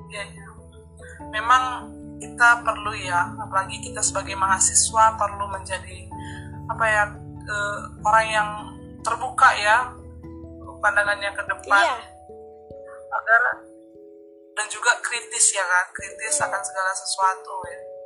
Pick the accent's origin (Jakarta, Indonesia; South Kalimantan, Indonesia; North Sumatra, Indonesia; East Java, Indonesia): North Sumatra, Indonesia; Batak; accent: Batak; aku dari Batak